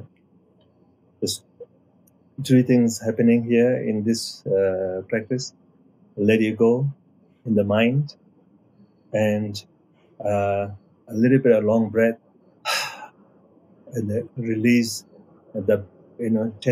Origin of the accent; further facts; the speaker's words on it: Nepal; I'm coming from Nepal side